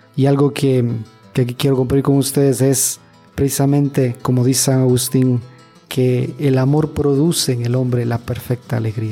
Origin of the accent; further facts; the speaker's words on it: Ecuador; now in Monterrey, Mexico; yo soy de Ecuador